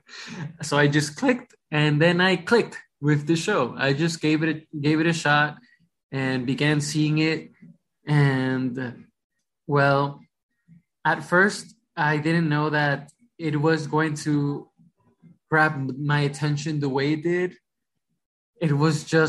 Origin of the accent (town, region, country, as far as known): Rockland County, New York, United States; born or raised there; English is a second language; also born or lived in Ecuador / Bronx, New York